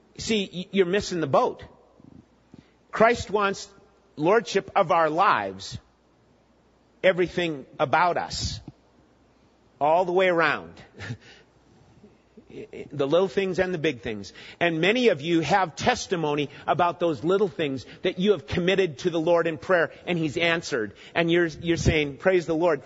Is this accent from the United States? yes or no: yes; Minnesota, United States; I grew up in Minnesota